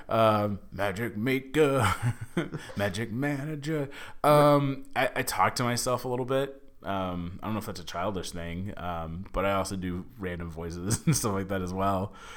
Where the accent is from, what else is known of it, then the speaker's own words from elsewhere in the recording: Dallas, Texas, United States; moved away as an adult; now in Los Angeles, United States; I'm from Dallas. We eat really bad